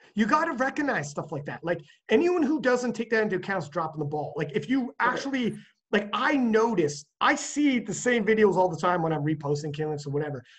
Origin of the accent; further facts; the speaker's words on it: Canada; I'm from Canada